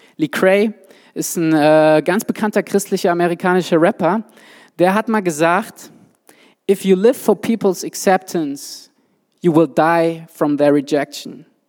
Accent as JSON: {"language": "German", "region": "Swabia", "country": "Germany", "said": "Ich komme ja aus dem Schwabenland"}